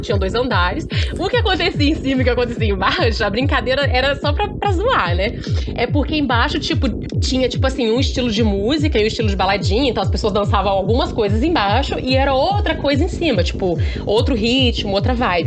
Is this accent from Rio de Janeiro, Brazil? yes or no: yes; Porciúncula, Rio de Janeiro, Brazil; moved away; eu sou uma pessoa do interior, né? Lá do interior do estado do Rio, um lugarzinho chamado Porciúncula, que ninguém sabe onde que fica. Estava eu na minha cidade natal